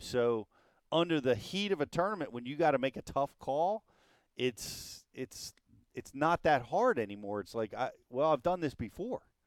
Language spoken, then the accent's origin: English; New Jersey, United States; I'm from Jersey.